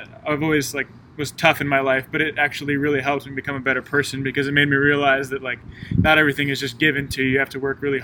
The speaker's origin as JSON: {"language": "English", "town": "Monterey", "region": "California", "country": "United States", "moved": "as an adult", "lives_now": "Columbia, United States", "said": "I'm from Monterey, California"}